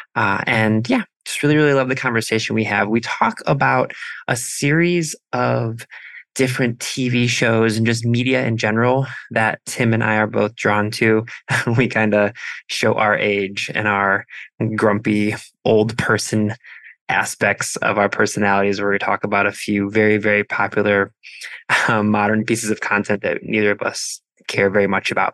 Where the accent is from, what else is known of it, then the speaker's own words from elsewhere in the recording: Midwest, Ohio, United States; as a Midwesterner who loves fall and pre-fall